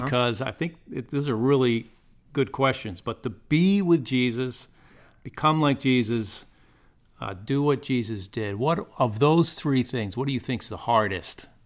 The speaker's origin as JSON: {"language": "English", "town": "Woodstock", "region": "Connecticut", "country": "United States", "tie": "born or raised there", "moved": "as an adult", "lives_now": "Greenwood, South Carolina, United States", "said": "I grew up in Connecticut in a rural northeast corner, uh, it's called the, the quiet corner."}